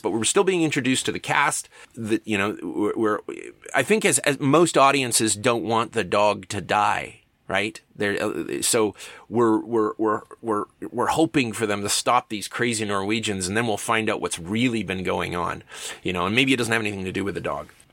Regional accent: Canada; for a kid growing up in Canada

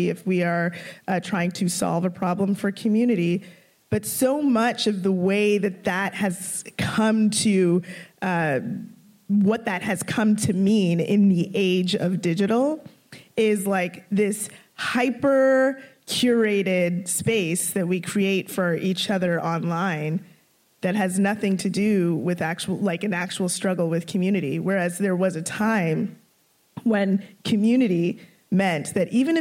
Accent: Toronto, Ontario, Canada; also born or lived in Scarborough / Brampton; I grew up mostly in North York.

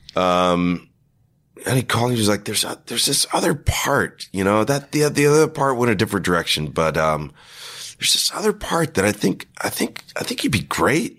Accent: West Texas, United States; moved away as an adult; also born or lived in Austin / Los Angeles; this West Texas Counseling and Guidance Center in my hometown

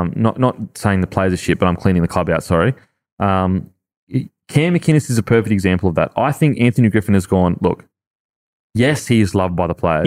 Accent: Australia; I look wog, but I'm Aussie

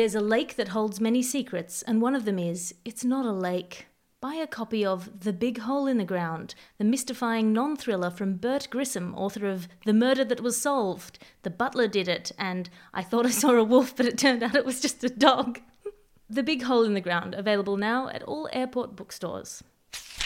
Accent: Australia; I'm Australian

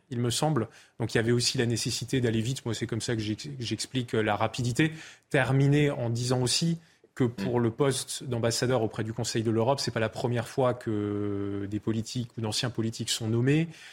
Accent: Alsace, Grand Est, France; chez moi en Alsace

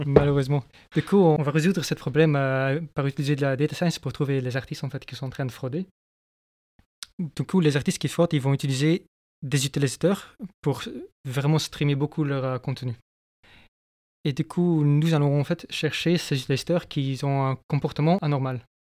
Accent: Flanders, Belgium; moved away as an adult; now in France; je viens de la Flandre. Je suis depuis 4 ans maintenant, je crois, en France.

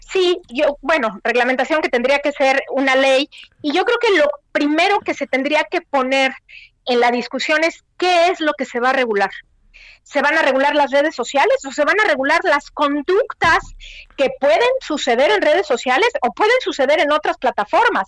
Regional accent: Mexico; moved away as an adult

